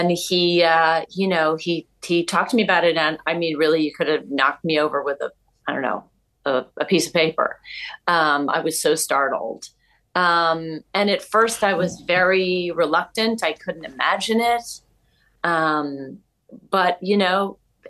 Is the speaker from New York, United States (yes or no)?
yes; New York City, New York, United States; I grew up in New York. I'm from New York